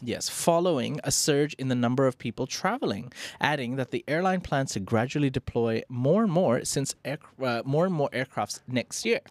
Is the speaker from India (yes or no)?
yes; India; as an Indian